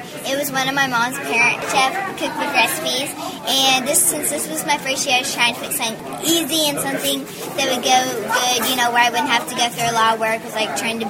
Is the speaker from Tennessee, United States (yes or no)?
no; King City, Missouri, United States; I'm from King City, Missouri, and me and my family, I have 2 brothers, and we have a commercial Angus farm